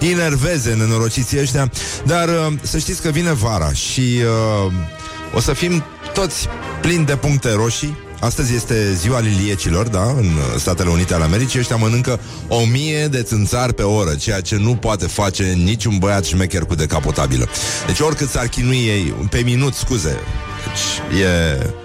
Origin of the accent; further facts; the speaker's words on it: Vaslui, Vaslui County, Romania; faptul că sunt din Vaslui presupune un anumit tip de ordine pe care vasluienii o au înscris în uh, codul genetic